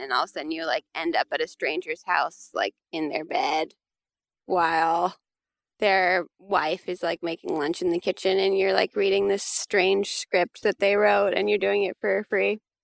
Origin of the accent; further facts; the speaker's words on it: Santa Cruz, California, United States; now in North Carolina, United States; I grew up in Santa Cruz, California